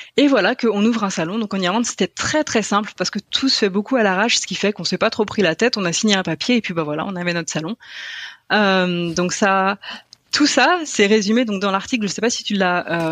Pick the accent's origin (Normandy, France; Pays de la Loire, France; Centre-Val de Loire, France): Pays de la Loire, France; Brittany; moved away as an adult; also born or lived in Cork, Ireland; je viens de Bretagne, euh, de Loire-Atlantique plus précisément